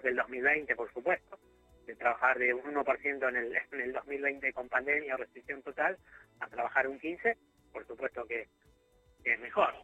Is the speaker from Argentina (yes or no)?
yes; Rosario, Santa Fe, Argentina; nosotros como rosarinos